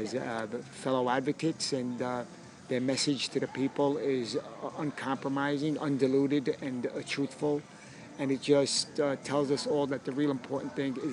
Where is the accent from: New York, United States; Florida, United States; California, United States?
New York, United States; New York City; I'm from Brooklyn.